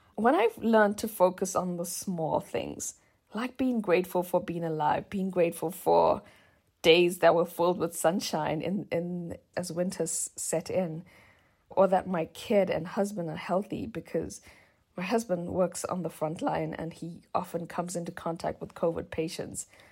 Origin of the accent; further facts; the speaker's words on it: South Africa; moved away; South Africa, my home country.